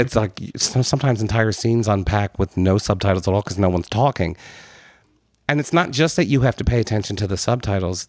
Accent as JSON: {"language": "English", "country": "United States"}